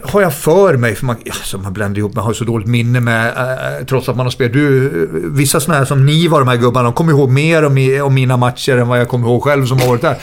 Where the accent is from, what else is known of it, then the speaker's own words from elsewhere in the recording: Västerås, Västmanland, Sweden; moved away as an adult; also born or lived in Gothenburg / Leicester; jag kommer från Västerås, arbetargrabb.